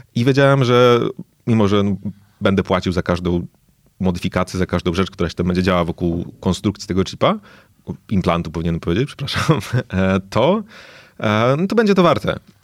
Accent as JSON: {"language": "Polish", "town": "Lublin", "region": "Lublin Voivodeship", "country": "Poland", "tie": "born or raised there", "also_born_or_lived": "Singapore", "said": "urodziłem się w Lublinie, zacząłem tutaj uczyć się, e, chodzić do, do szkoły"}